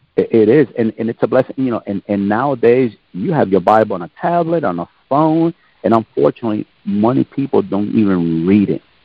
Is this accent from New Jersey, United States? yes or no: yes; Jersey City, New Jersey, United States; moved away as an adult; also born or lived in Germany / Korea / Oklahoma; I was born in Jersey City, New Jersey. I'm from the East Coast, born in the late 1960s. My parents, they're from Puerto Rico, but they raised us in the northern part of New Jersey